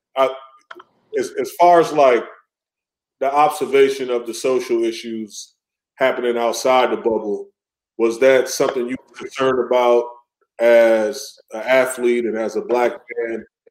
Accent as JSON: {"language": "English", "area": "close to Kenosha", "region": "Wisconsin", "country": "United States", "tie": "born or raised there", "said": "Kenosha, you know, close to my hometown"}